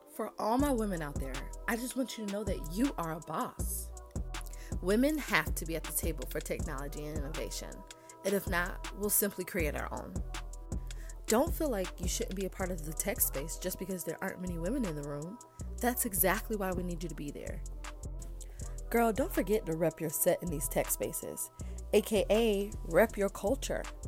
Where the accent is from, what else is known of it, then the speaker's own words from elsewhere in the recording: Atlanta, Georgia, United States; I am from Atlanta as well